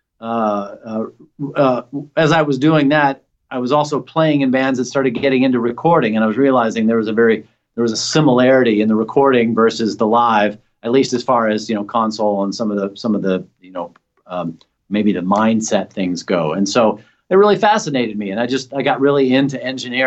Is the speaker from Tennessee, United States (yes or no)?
yes; Nashville, Tennessee, United States; moved away as an adult; also born or lived in Bowling Green, Kentucky; now in San Francisco Bay Area, United States; I grew up in Nashville